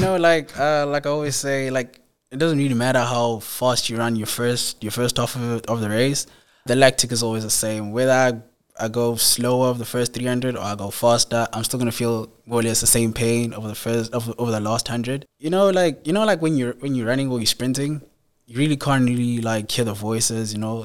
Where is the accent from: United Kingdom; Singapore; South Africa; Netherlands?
South Africa; Ladysmith, KwaZulu-Natal; I'm basically from Ladysmith, so I went to school, Wyman Primary School, like a local school there.